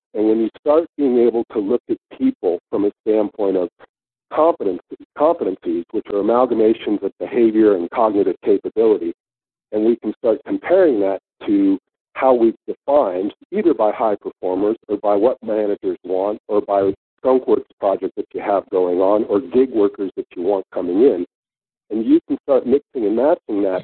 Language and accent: English; Northern California, United States; moved away as an adult; now in Sydney, Australia; I grew up in in Northern Cal